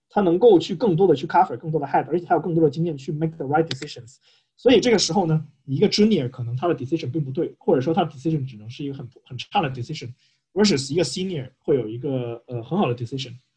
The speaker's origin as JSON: {"language": "Chinese", "country": "China", "said": "我们是中国人"}